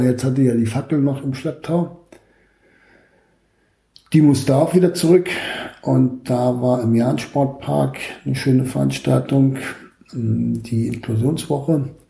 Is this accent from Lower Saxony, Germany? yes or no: no; Berlin, Germany; ich bin in Weißensee bei meiner Tante groß geworden.